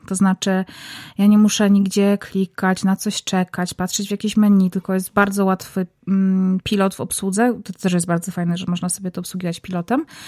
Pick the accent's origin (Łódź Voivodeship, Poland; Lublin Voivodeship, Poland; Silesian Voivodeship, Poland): Silesian Voivodeship, Poland; Zabrze; now in Warsaw, Poland; Zabrze, moje rodzinne miasto